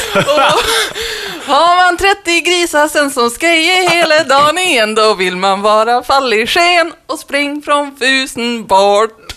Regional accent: Burträsk, Västerbotten County, Sweden; moved away; jag pratar inte så mycket dialekt när jag väl bodde i Burträsk.

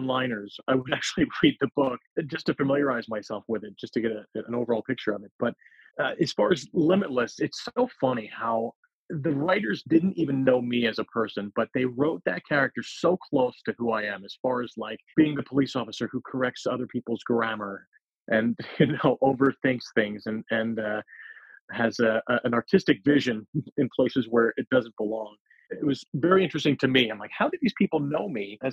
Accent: United States; also born or lived in New York; I was born in New York. I grew up, you know, just outside of New York.

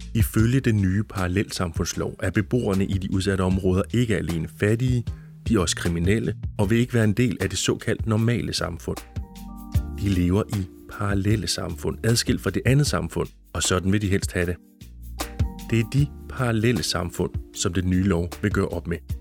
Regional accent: Jutland, Denmark; i den jyske provinsby, hvor jeg voksede op

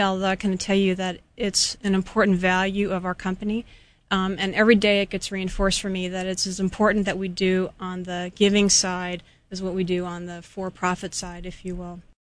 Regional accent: Temple City, California, United States; moved away as an adult; also born or lived in Australia; now in Hawaii, United States; I was born in Southern California and was raised there in a small community called Temple City.

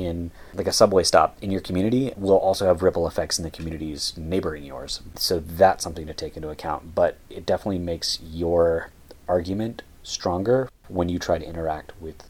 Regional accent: United States; we're both from the United States

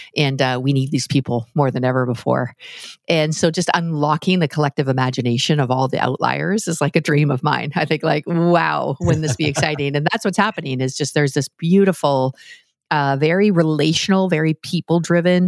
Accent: Canada; I'm Canadian

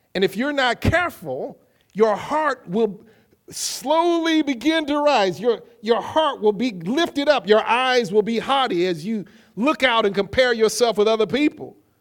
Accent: Kankakee, Illinois, United States; also born or lived in Champaign, Illinois; I was traveling from Champaign, Illinois to Kankakee, Illinois, and I had packed up all that I owned in a little U-Haul trailer behind this little car that my father had bought me

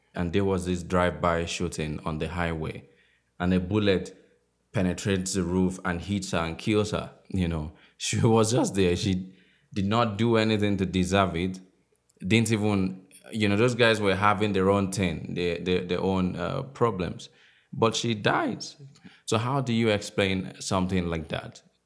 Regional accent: Akure, Ondo, Nigeria; moved away; I grew up in the West where Yoruba is a, is a language

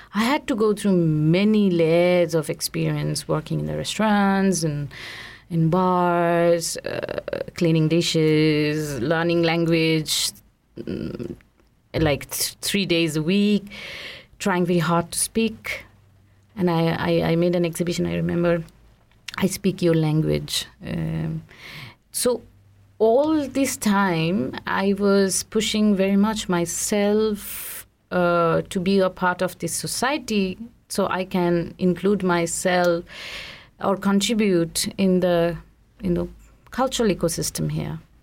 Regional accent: India; now in Switzerland; I grew up in India

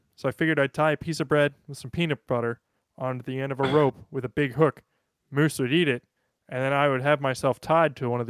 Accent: United States; I don't have a Norwegian accent. I'm American.

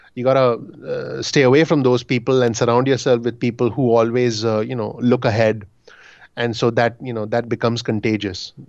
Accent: Mumbai, Maharashtra, India; moved away as an adult; now in New Jersey, United States; I'm originally from Bombay, India

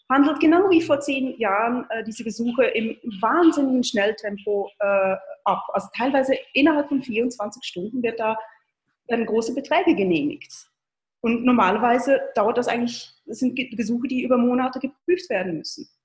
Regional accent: Switzerland; wie gesagt, ich bin Schweizerin und äh, äh, höre mir jeden Tag die Schweizer Nachrichten an.

